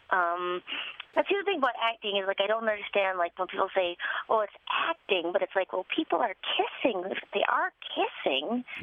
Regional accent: Duluth, Minnesota, United States; born or raised there; moved away

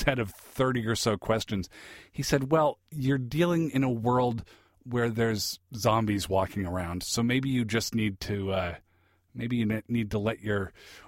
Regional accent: Seattle, Washington, United States; I grew up in the Seattle area

